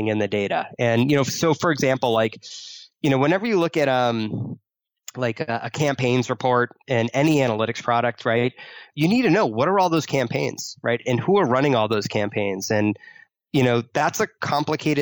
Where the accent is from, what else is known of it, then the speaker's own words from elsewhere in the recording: Boston, Massachusetts, United States; I grew up in Boston